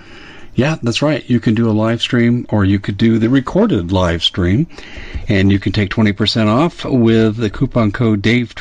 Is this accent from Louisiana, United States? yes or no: no; Arizona, United States; We're actually both from Arizona. We live probably about 40 miles away from each other.